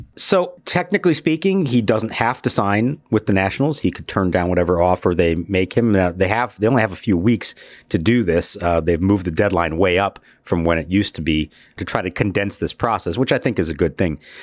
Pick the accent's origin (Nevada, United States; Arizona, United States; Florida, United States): Arizona, United States; Phoenix; also born or lived in Pittsburgh; I was born in Pittsburgh, uh, and even though I grew up in Phoenix